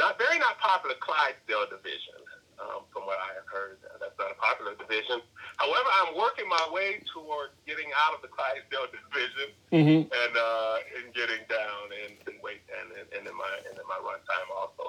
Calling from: Chicago, Illinois, United States; from Chicago, calling from Chicago.

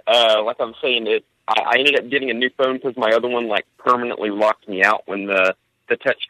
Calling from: Franklin, Indiana, United States; Oh, I am in Franklin, Indiana.

